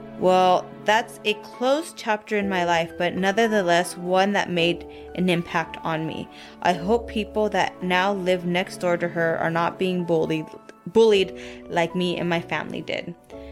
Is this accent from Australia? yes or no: no; Colombia; now in Kansas, United States; when I say I'm from Colombia, they are eager to learn more about my country and how I ended up here.